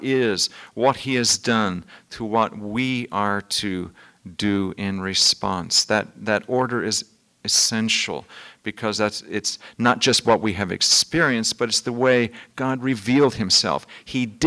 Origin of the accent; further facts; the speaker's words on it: Midwest, United States; moved away; also born or lived in Vermont; I'm from the Midwest